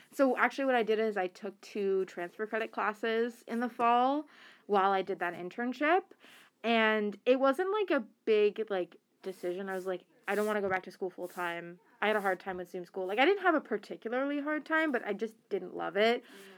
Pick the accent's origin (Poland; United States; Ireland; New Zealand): United States; Boston, Massachusetts; I grew up where I grew up, and, like, I grew up in Boston and, like, mostly on the East Coast, and I didn't have a big Muslim community